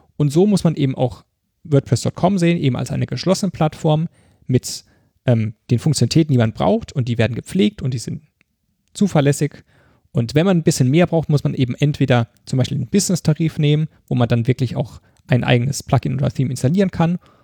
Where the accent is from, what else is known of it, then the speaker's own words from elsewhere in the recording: Mannheim, Baden-Württemberg, Germany; accent: Mannheimerisch; Ich liebe meine Heimatstadt